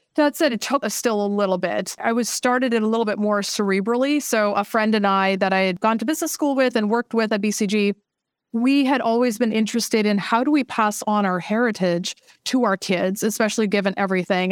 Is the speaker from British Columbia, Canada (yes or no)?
yes; Vancouver, British Columbia, Canada; moved away as an adult; also born or lived in China / Boston / Seattle; I'm from Vancouver, and so right now we're actually based up here in Vancouver.